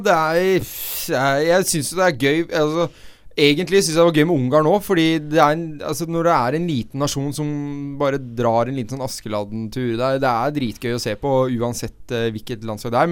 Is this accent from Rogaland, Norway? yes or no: no; Oslo, Norway; jeg er jo fra Oslo øst, og det blir min osloøstisme